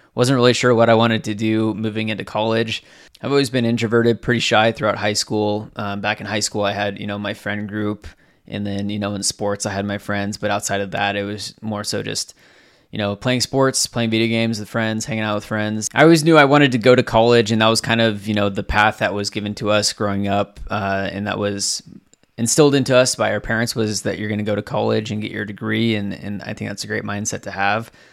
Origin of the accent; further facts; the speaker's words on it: Southwest Washington, United States; also born or lived in Southern California; I was born in Southern California. We moved up to Southwest Washington back in two thousand when I was in, like, kindergarten. So, essentially my entire life, I've lived in Washington State